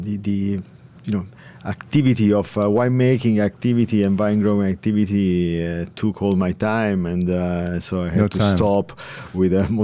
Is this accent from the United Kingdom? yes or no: no; Chianti region, Tuscany, Italy; We are from the Chianti region